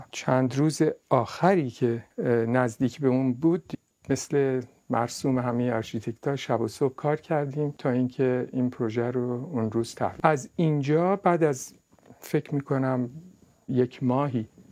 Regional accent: Tehran, Tehran Province, Iran; بنده در تهران متولد شدم تحصیلات ابتدایی و متوسطه رو در تهران کردم

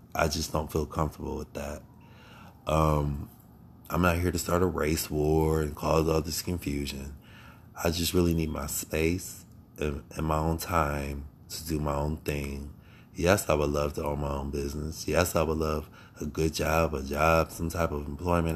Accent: Akron, Ohio, United States; I was born in Akron, Ohio. Born and raised

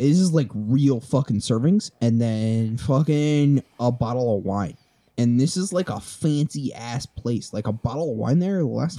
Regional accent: Northeast, United States; Because I'm from the Northeast.

